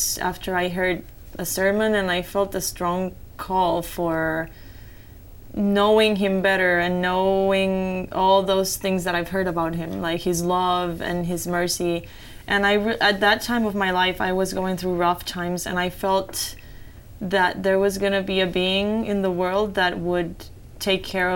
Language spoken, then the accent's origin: English; Puerto Rico; moved away; I'm from Puerto Rico